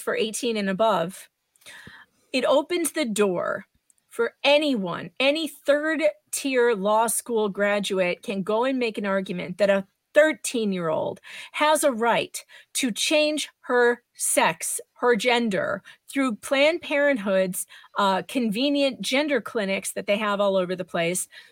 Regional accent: Illinois, United States; I'm from Illinois

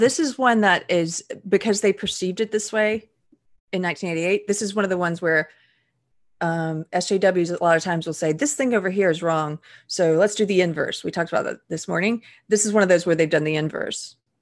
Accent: the South, United States; I am a Southerner

